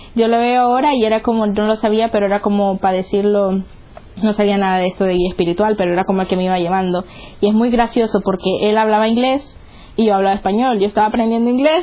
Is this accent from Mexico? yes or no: no; Nicaragua; moved away; soy de Nicaragua